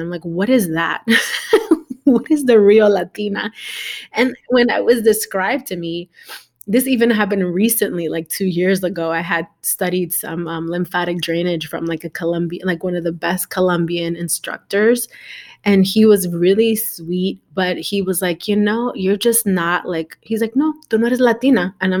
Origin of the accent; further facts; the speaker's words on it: New York, United States; growing up in New York, right?